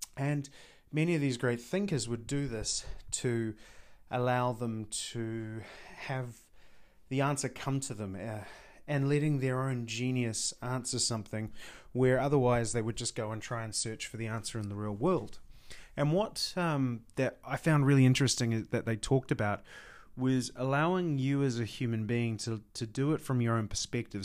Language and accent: English; New Zealand; I'm from New Zealand